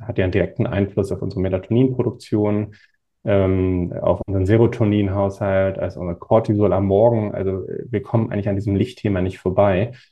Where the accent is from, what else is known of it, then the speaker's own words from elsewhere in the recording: Northern Germany, Germany; Ich komme aus Norddeutschland, haben wir ohne Ende Wind